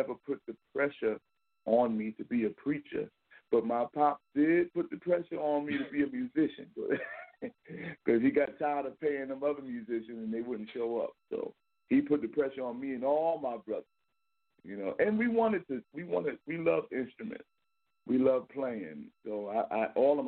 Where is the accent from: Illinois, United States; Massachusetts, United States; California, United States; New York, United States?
New York, United States; New York City; I'm from Brooklyn, New York. I'm the middle of five. I'm one of the five sons of Reverend Timothy Wright. And born and raised in Brooklyn